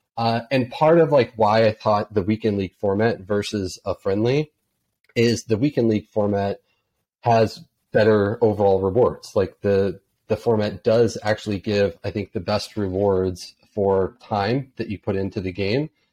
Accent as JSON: {"language": "English", "country": "United States", "said": "being an American."}